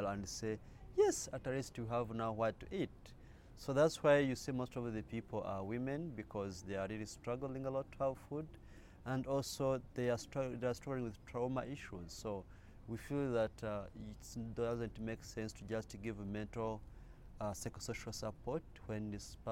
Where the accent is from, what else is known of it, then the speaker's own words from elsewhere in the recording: Jomba, North Kivu, DR Congo; also born or lived in Kyaka II refugee settlement, Uganda; now in Uganda; I'm from Jomba, which is in the Ruchuru zone in North Kivu, DRC.